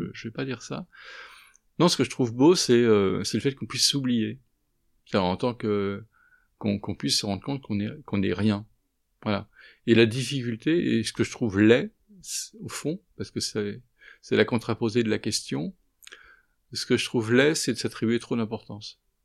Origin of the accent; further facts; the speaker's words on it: Paris, Île-de-France, France; je suis parisien